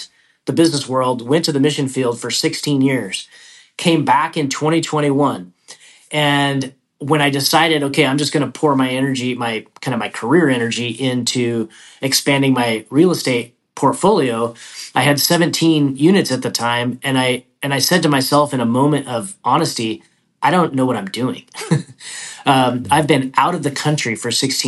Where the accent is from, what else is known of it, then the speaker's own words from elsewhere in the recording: Idaho, United States; moved away as an adult; I was born and raised in Idaho, and that's where I started investing